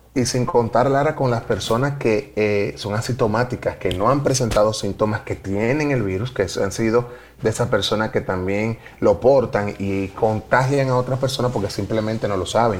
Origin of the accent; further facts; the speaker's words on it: Dominican Republic; nosotros sí crecimos y era una de las cosas que nos identificaba como dominicanos